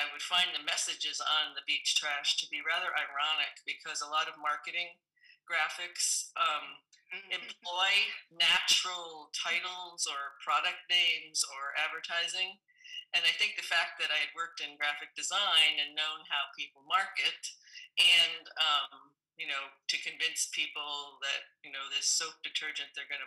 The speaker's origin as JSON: {"language": "English", "region": "New England", "country": "United States", "tie": "born or raised there", "moved": "yes", "lives_now": "Pacific Northwest, United States", "said": "Growing up in New England"}